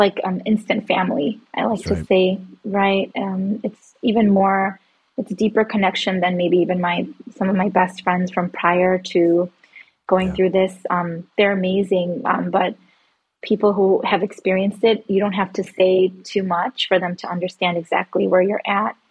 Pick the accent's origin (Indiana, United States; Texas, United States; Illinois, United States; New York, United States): Illinois, United States; Chicago; I am from Chicago, Illinois, and I live here with my husband, Mike